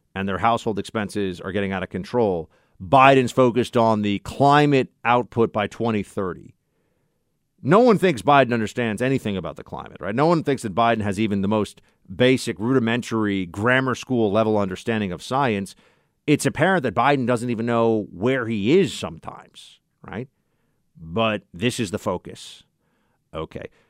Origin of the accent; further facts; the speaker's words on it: New York, United States; the state of New York, the Empire State, my home state